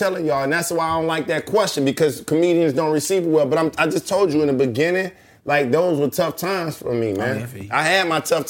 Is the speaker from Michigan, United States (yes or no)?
yes; Detroit, Michigan, United States; now in Los Angeles, United States; No, I'm from Detroit. Now I gotta give a shout out. Like, no, I'm just from the city. 12th Street, 100 years.